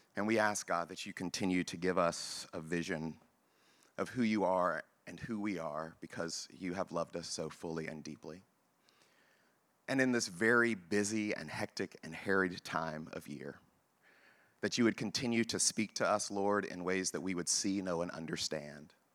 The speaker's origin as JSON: {"language": "English", "region": "Texas", "country": "United States", "said": "I am black and from Texas"}